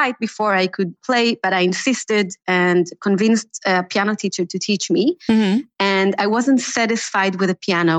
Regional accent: Jerusalem, Jerusalem District, Israel; also born or lived in Boston, United States / Europe / United States; now in Tel Aviv, Israel; Although I was born in Boston, I grew up in Jerusalem.

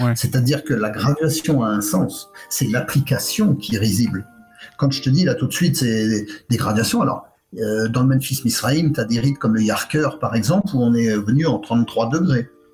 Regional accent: France; moved away; also born or lived in Quebec, Canada; c'est chez moi

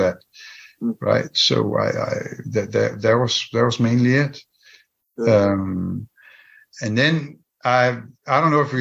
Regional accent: Denmark; English is a second language; moved away

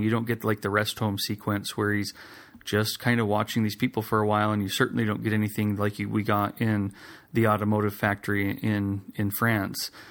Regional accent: Idaho, United States; I grew up in Idaho

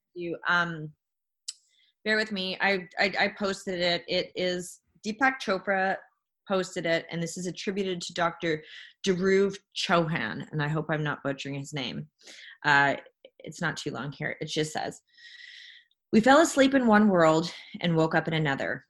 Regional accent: Jasper, Alberta, Canada; I'm from Jasper National Park

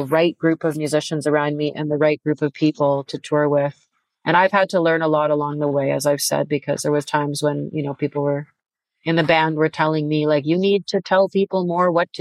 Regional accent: Canada; moved away as an adult; now in Europe; being a Canadian artist and playing in Canada too

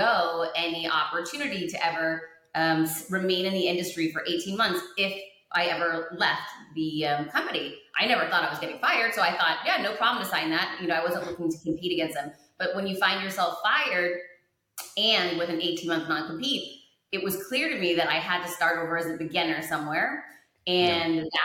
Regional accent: Worcester, Massachusetts, United States; grew up very poor, grew up in Worcester, Massachusetts

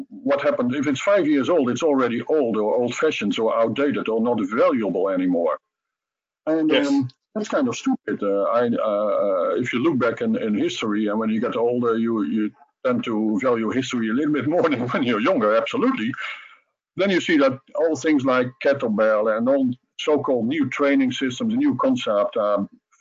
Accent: Netherlands; coming from a third party country like Holland, we're not Russian, we're not American.

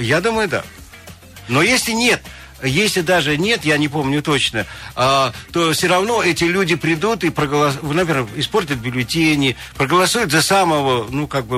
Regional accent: Kansky District, Krasnoyarsk Krai, Russia; Я сам из Канского района, я знаю сельскую психологию

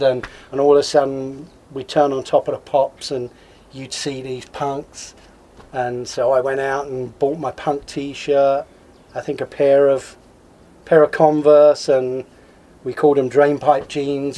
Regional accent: Swanley, South East England, United Kingdom; moved away as an adult; also born or lived in Crystal Palace, London / Lower East Side, New York; now in Oregon/Washington, United States; when I was just a youngster, my parents moved out to a little suburb called Swanley in Kent.

